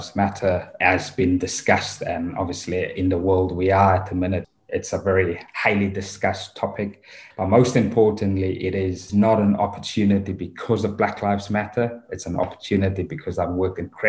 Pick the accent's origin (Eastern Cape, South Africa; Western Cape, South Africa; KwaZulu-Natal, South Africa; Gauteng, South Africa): Western Cape, South Africa; Cape Town; moved away as an adult; now in Wales; born and bred in South Africa, in Cape Town, where I grew up